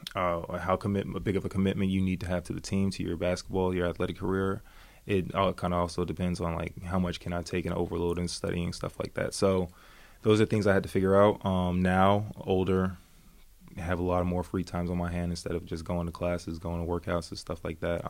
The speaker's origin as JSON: {"language": "English", "country": "United States", "moved": "as an adult", "lives_now": "Sweden", "said": "I'm I'm an American Belgian guy"}